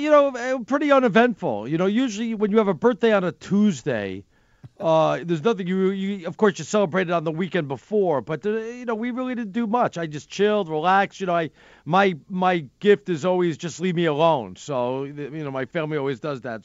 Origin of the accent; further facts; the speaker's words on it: New York City, New York, United States; I'm from the Bronx, New York